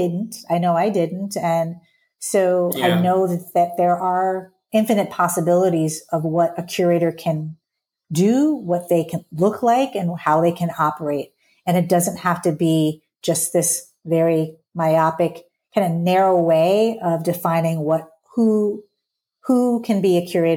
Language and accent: English; Southern US, United States